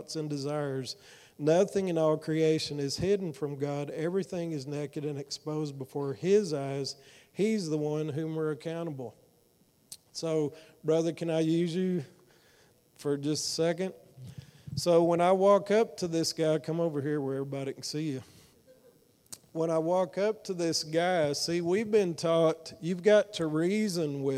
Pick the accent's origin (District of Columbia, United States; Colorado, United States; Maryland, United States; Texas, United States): Texas, United States; Fort Worth; I'm from Fort Worth